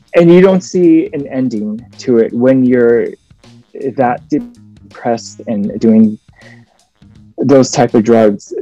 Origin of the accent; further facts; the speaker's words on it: United States; I was born in the States. My dad is from uh, South Korea.